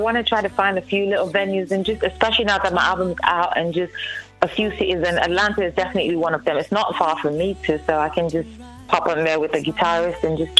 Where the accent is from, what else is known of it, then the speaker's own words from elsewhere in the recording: Nigeria; Well, first of all, I'm Nigerian, and my family supported me, my parents supported me